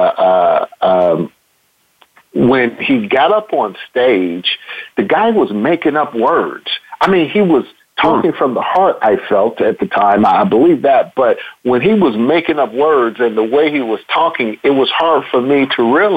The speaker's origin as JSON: {"language": "English", "town": "Chicago", "region": "Illinois", "country": "United States", "tie": "born or raised there", "moved": "as an adult", "lives_now": "Texas, United States", "said": "I grew up in Chicago on the South Side"}